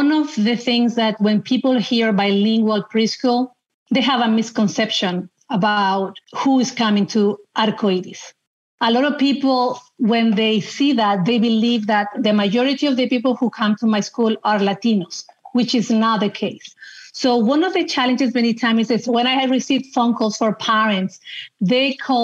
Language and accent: English; Chile; moved away as an adult; also born or lived in Seattle, United States; now in United States; I'm originally from Chile. I emigrated to the United States 23 years ago now